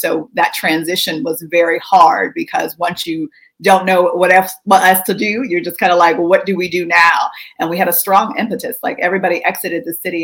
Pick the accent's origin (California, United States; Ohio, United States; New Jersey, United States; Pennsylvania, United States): Pennsylvania, United States; McKeesport; moved away as an adult; now in Washington, D.C., United States; I grew up in McKeesport, Pennsylvania, which sits on two rivers